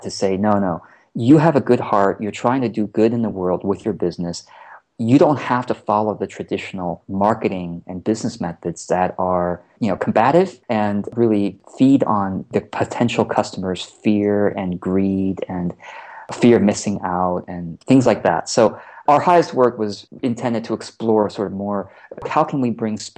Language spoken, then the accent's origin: English; Orange County, California, United States; also born or lived in Taiwan; we immigrated from Taiwan to Orange County, California, so Southern California. So that was my first exposure to America